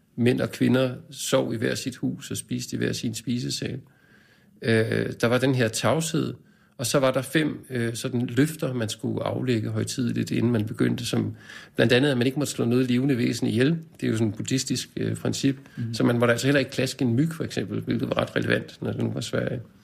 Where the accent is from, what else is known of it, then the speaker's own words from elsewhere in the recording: Skovlunde, Capital Region of Denmark, Denmark; Jeg er vokset op i Skovlunde, vest for København, en ja. forstad